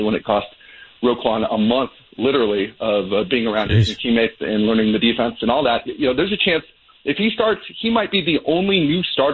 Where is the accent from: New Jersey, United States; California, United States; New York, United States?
California, United States; San Diego; moved away as an adult; now in Chicago, United States; I'm from San Diego